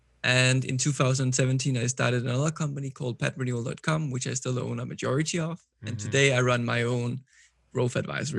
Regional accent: Copenhagen, Capital Region of Denmark, Denmark; English is a second language; I'm 26 years old. I'm from Copenhagen, Denmark. As you may know, Copenhagen is a small city based out of Denmark, but the capital. Mm-hmm. I'm born and raised here

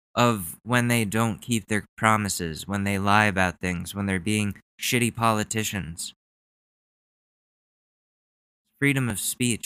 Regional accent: United States; as an American

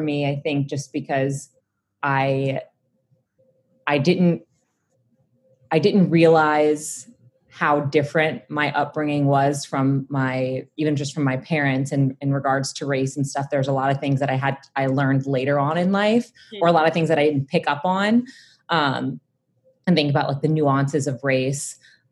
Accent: New Orleans, Louisiana, United States; I'm originally from New Orleans, Louisiana, born and raised, from, you know, actually New Orleans

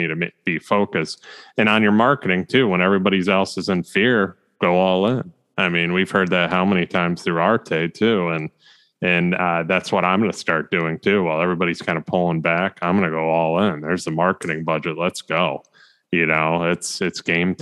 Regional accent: United States; as an American

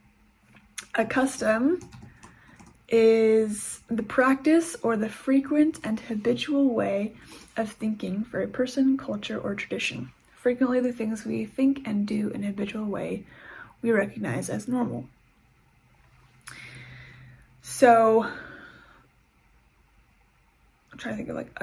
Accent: United States; also born or lived in England; now in Canada; I have grown up, I was born in the States, and I live in Canada.

